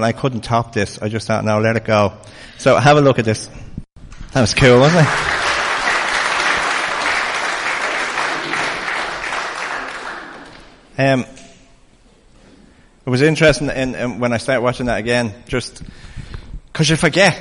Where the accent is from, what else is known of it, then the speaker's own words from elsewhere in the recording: Ireland; As Irish people